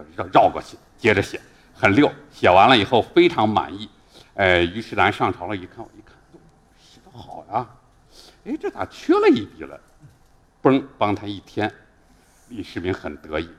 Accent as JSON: {"language": "Chinese", "town": "Xi'an", "region": "Shaanxi", "country": "China", "said": "我来自十三朝故都西安"}